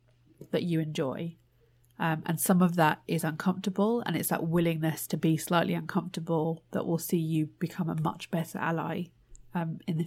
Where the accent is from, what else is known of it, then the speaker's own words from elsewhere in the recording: United Kingdom; I'm Indian heritage, but born in the UK.